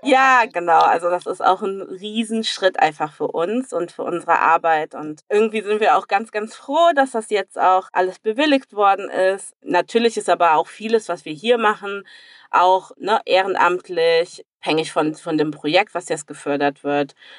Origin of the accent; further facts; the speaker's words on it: Cologne, North Rhine-Westphalia, Germany; accent: Rhenish; moved away as an adult; also born or lived in Democratic Republic of the Congo; da bin ich auch einfach irgendwie für immer Kölnerin tatsächlich, auch wenn ich ja jetzt seit drei Jahren nicht mehr in Köln lebe